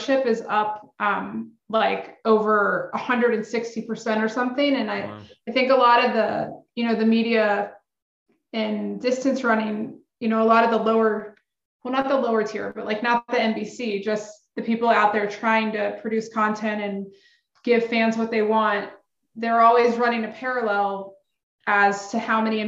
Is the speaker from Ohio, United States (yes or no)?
no; Marietta, Georgia, United States; now in Atlanta, United States; we spend the rest of our lives telling everybody we grew up in Atlanta